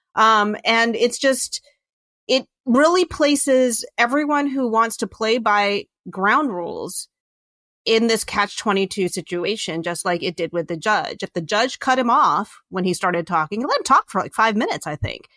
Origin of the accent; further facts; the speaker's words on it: Virginia, United States; I grew up in Virginia